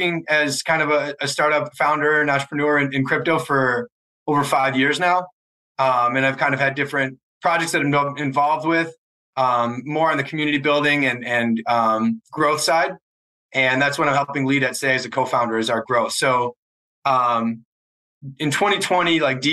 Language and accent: English; Wisconsin, United States; moved away as an adult; also born or lived in Chicago; I grew up in Wisconsin